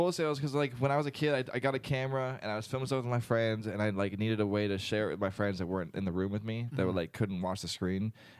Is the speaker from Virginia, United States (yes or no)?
yes; Virginia, United States; moved away as an adult; also born or lived in Orlando, Florida; now in Winter Park, United States; I grew up around here.